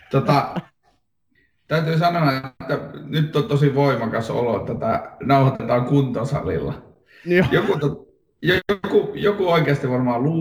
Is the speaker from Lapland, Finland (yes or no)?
yes; Lapland, Finland; now in Helsinki, Finland; Olen Lapista Helsinkiin kotiutunut hämähäkkimies fani ehkä.